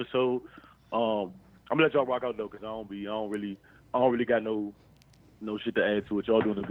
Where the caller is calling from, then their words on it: Largo, Maryland, United States; Calling from Largo.